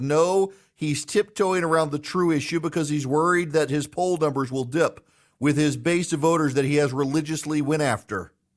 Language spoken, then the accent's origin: English; South Louisiana, United States; I'm from Louisiana. From South Louisiana